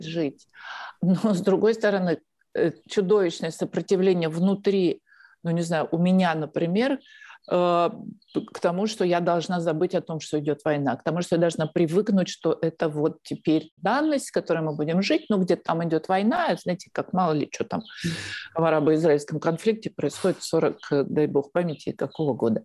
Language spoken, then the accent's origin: Russian; Russia; moved away as an adult; also born or lived in Moscow, Russia; now in Spain; у меня, в отличие от многих русских беженцев российских, есть открытый счет в банке